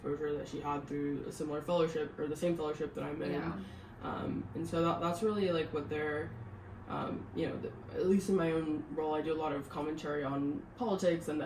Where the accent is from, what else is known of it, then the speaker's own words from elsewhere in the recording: Seattle, Washington, United States; also born or lived in California; now in Northern Virginia, United States; I grew up in the Seattle area, lived in California for a couple years